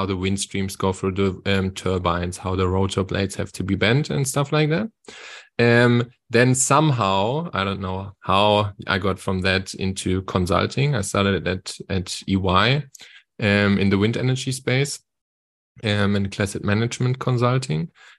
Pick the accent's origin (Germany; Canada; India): Germany; Wiesbaden, Hesse; English is a second language; now in South Africa; And I'm originally from Wiesbaden next to Frankfurt in Germany, but by now actually living in South Africa. So since 2 years, I live in South Africa